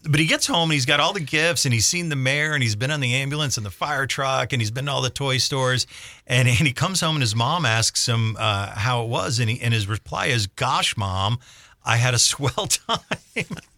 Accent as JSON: {"language": "English", "town": "Scranton", "region": "Pennsylvania", "country": "United States", "tie": "born or raised there", "said": "as a kid growing up in Scranton, we played a lot in and around the old coal mines"}